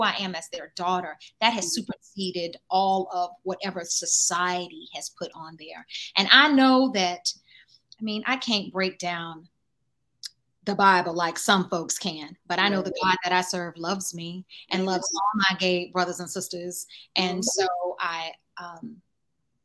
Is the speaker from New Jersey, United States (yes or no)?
no; Durham, North Carolina, United States; my hometown, Durham, North Carolina, and specifically my neighborhood, Old Farm